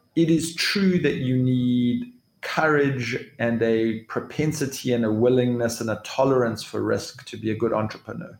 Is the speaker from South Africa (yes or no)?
yes; South Africa; I am a South African.